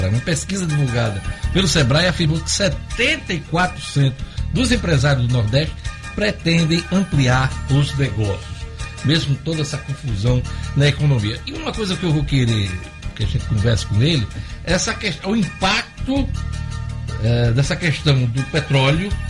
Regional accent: Greece; Meu pai era grego. Eu sou grego

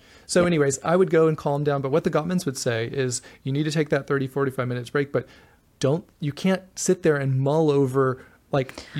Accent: the South, United States; I'm from the South

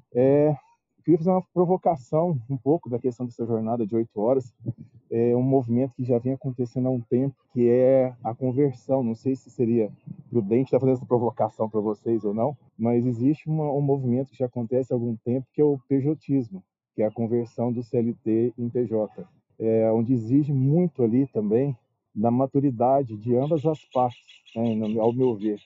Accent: Uberlândia, Minas Gerais, Brazil; eu sou de Uberlândia, Minas Gerais

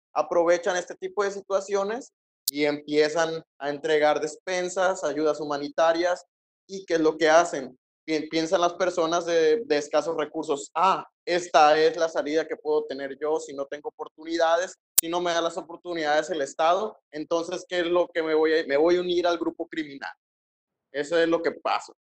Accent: Sinaloa, Mexico; yo, como mexicano, 100% también sinaloense

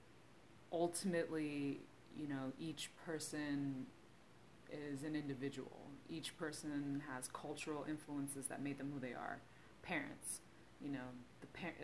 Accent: United States; I am Korean American

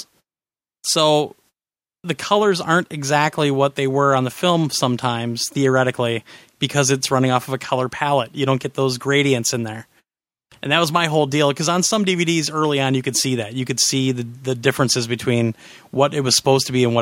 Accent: Kansas, United States; also born or lived in Nebraska; now in Wisconsin, United States; I'm from Kansas, had a farm in Nebraska, and I live in Wisconsin

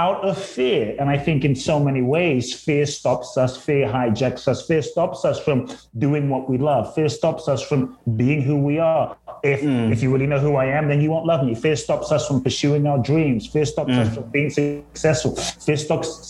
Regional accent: London, United Kingdom; moved away as an adult; also born or lived in Ghana / Tulum, Mexico; now in United States; I grew up I grew up in South London. And so I grew up in a place called Peckham and Brixton.

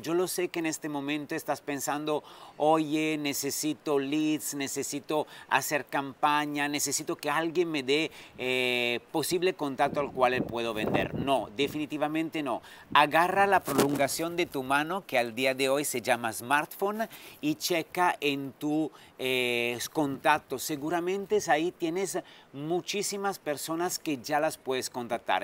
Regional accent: Italy; also born or lived in France / Dubai / Sydney; now in Riviera Maya, Mexico

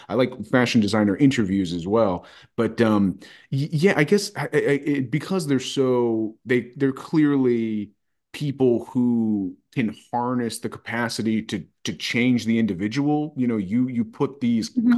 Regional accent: United States; as an American person

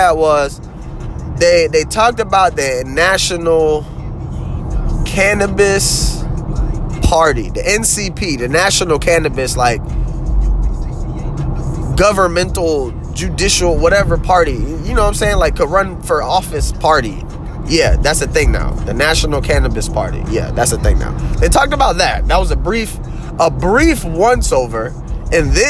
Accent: the South, United States; I'm from the South

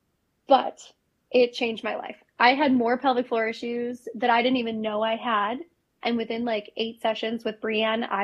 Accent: Chicago, Illinois, United States; I grew up in Chicago

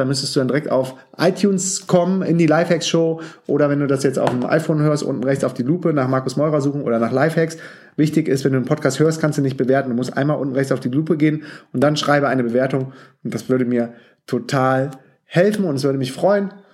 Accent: Düsseldorf, North Rhine-Westphalia, Germany; moved away as an adult; now in Berlin, Germany; als gebürtiger Düsseldorfer und Hardcore Fortuna Düsseldorf-Fan

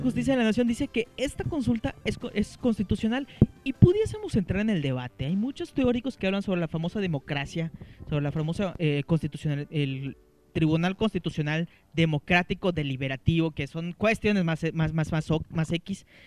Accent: Mexico; nosotros como, mexicanos

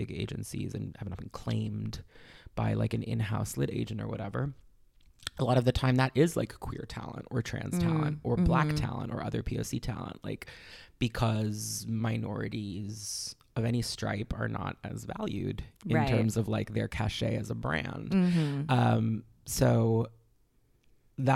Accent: New York City, New York, United States; I was born in New York City

